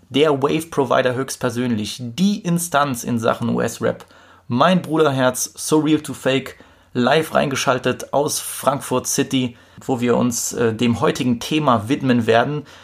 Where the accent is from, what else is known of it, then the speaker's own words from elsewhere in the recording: Poland; ich komme aus Polen